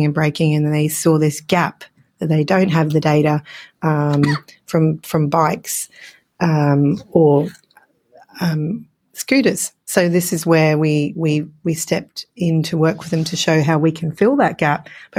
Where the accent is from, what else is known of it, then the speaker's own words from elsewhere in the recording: Australia; accent: Australian; it's my Australian accent popping in.